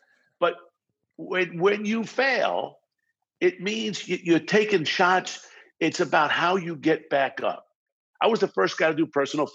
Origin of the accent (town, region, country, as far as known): Baldwin, New York, United States; born or raised there; accent: New York, New Jersey vibe; moved away as an adult; also born or lived in Brooklyn, New York; now in Los Angeles, United States